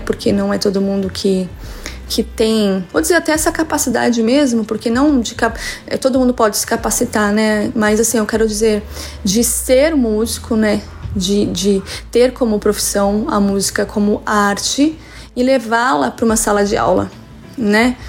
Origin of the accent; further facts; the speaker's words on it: Santo André, São Paulo, Brazil; now in São Paulo coast, Brazil; sou de Santo André, mas moro no litoral de São Paulo já há algum tempo